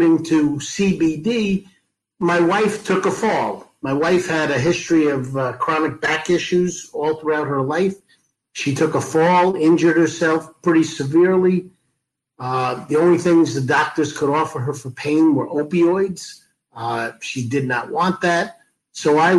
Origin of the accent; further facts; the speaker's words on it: Levittown, New York, United States; I was the son of a mailman, Levittown, New York